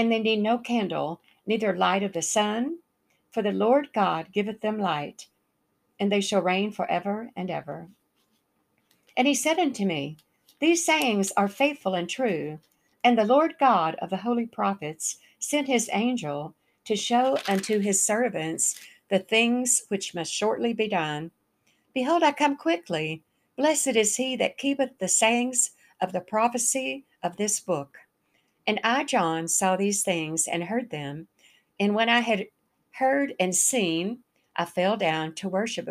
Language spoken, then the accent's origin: English; the South, United States; accent: Southern; also born or lived in the North (US); I'm from the South